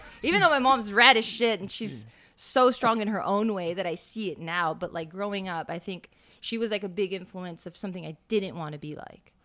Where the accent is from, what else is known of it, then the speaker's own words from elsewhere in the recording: Los Angeles, California, United States; moved away as an adult; now in Las Vegas, United States; Born and raised in Los Angeles